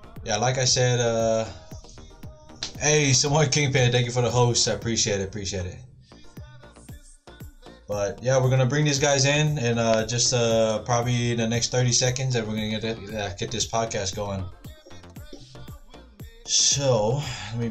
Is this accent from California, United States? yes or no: no; Honolulu, Hawaii, United States; moved away as an adult; now in Arizona, United States; born and raised in Hawaii. Born and raised in Kalihi, K-Town